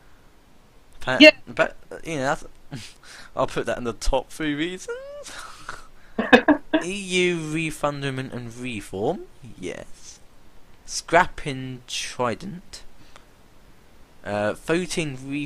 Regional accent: United Kingdom; I am British

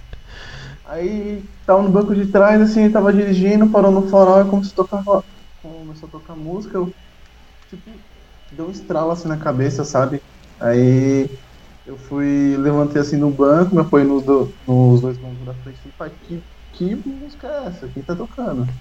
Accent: Brazil; a gente é brasileiro

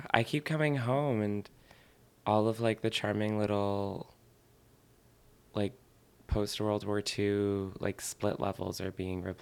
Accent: Newton, Massachusetts, United States; now in New York, United States; I grew up outside Boston, yeah. Newton, Mass, little suburb. Um, quiet. It's like a big city, kind of. It's not like urban, but it's large. It's bigger than a town.

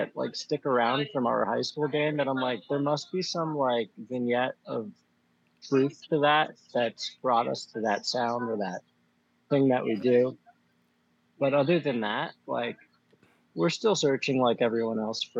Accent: Bethlehem, Pennsylvania, United States; moved away as an adult; now in Philadelphia, United States; I'm from Bethlehem.

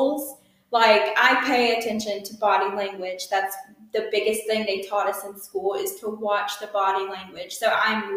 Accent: Alabama, United States; moved away as an adult; now in Kings Bay, Georgia, United States; never coming home to Alabama, people think I'm dumb because of my accent, because I talk a little bit slower than they

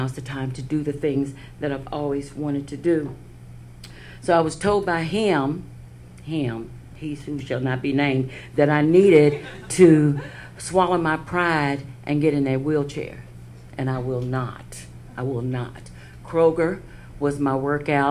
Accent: Lake Charles, Louisiana, United States; also born or lived in Los Angeles / Dallas; now in Cincinnati, United States; I was born in Lake Charles, Louisiana, 60 years ago

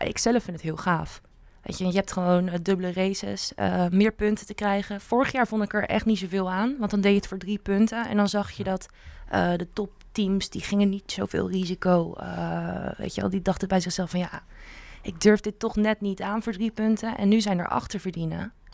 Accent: Netherlands; ik als Nederlander

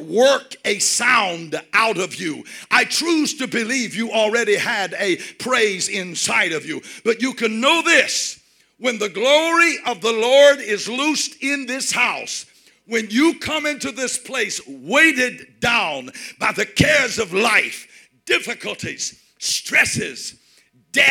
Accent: United States; I'm from the United States

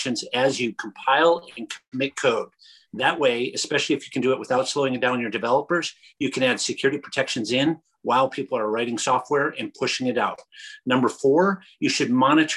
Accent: Michigan, United States; growing up in Michigan

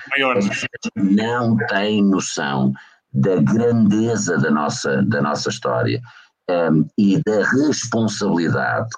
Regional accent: Portugal; enquanto português

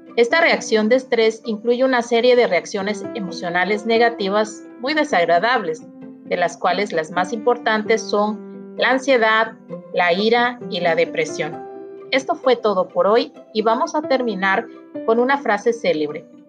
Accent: Mexico

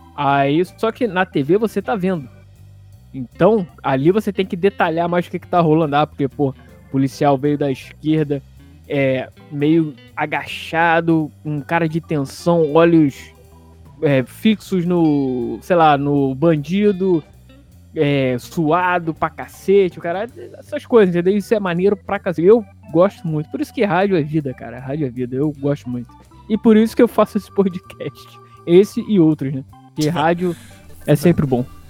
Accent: Rio de Janeiro, Brazil; morando ali na rua Cônego Tobias, perto da Ilhas da Cruz a saudosa Dias da Cruz

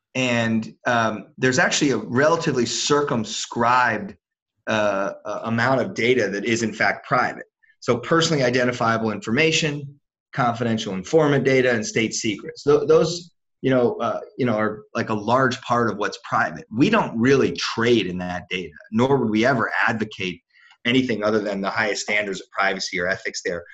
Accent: Washington, District of Columbia, United States; I grew up in Washington D.C.

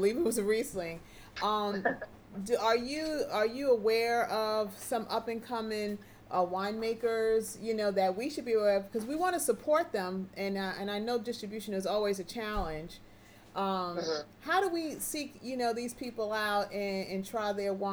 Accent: New York City, New York, United States; we're from the Big Apple

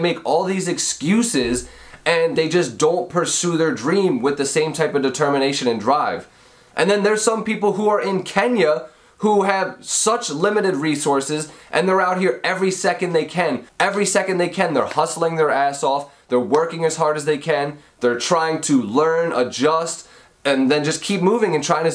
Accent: Audubon, Pennsylvania, United States; I'm from right outside of Philadelphia in Pennsylvania. It's a little town called Audubon

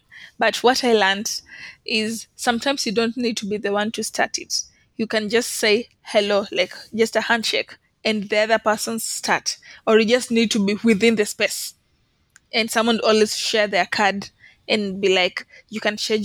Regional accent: Kenya; I'm a student, I'm from Kenya

